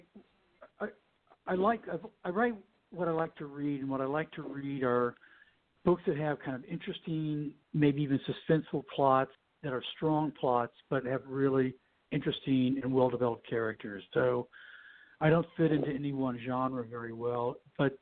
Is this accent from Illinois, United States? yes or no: no; California, United States; also born or lived in Iowa; when I was 3 years old, we moved out to California